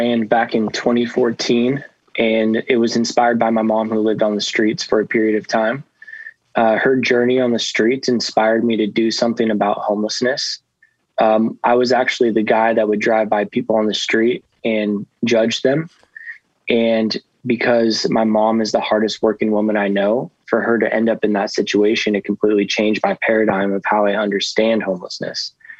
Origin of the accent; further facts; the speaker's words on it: Coos Bay, Oregon, United States; now in San Diego, United States; Yeah, I'm from Oregon, in a little town called Coos Bay. It's right off the coast, and just a little fisherman town.